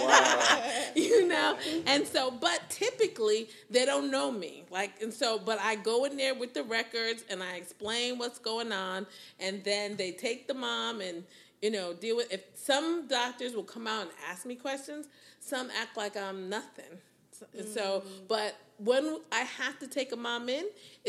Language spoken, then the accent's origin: English; New Haven, Connecticut, United States; moved away as an adult; now in Houston, United States; I'm from New Haven, where there's Yale